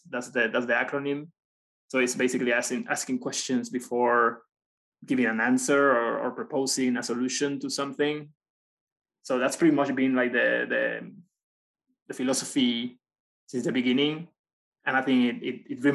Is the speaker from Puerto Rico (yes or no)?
yes; Puerto Rico; moved away as an adult; also born or lived in China / Belgium; now in United States; I'm from Puerto Rico. I went to school also in Puerto Rico, in the Universidad de Puerto Rico, 10 minutes pretty much from where I grew up